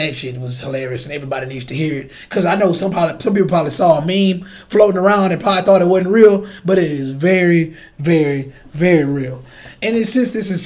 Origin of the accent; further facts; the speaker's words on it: Chicago, Illinois, United States; I'm from Chicago